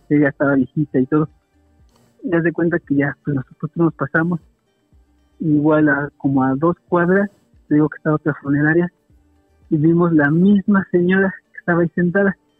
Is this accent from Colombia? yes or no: no; Toluca, State of Mexico, Mexico; Soy de Toluca